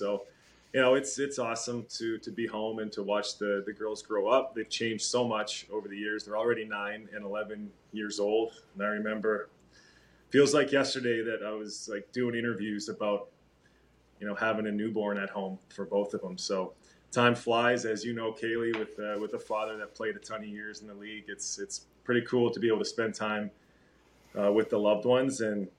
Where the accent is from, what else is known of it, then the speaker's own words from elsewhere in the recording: Calgary, Alberta, Canada; also born or lived in Winnipeg; I was born in Winnipeg, where Taser was born. Duncan Keith was born there as well. So a bunch of guys came out of Winnipeg. But at the age of two, I think our family moved to Calgary for the 80s and spent the 1980s here in Calgary